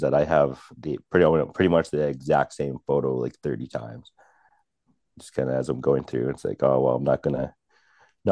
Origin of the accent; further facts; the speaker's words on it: Birch Hills, Saskatchewan, Canada; I grew up in Birch Hills, which is only about 20 minutes, half hour down the road